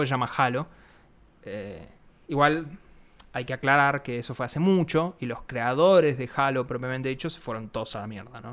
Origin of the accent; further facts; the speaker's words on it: Argentina; nosotros siendo argentinos